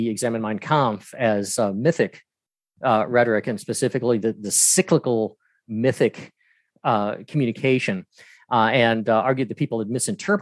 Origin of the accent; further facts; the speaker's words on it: Atlanta, Georgia, United States; moved away as an adult; now in Greensboro, United States; I'm originally from Atlanta, Georgia.